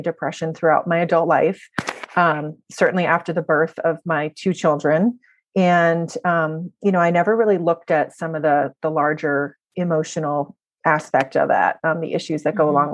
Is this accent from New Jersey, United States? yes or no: yes; New Jersey, United States; moved away as an adult; now in Maryland, United States; I'm originally from New Jersey, but I'm a Maryland transplant